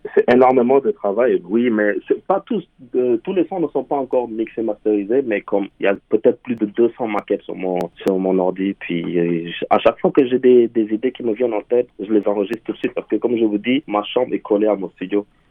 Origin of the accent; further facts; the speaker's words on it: Senegal; moved away as an adult; now in Montreal, Canada; mon pays d'origine qui est le Sénégal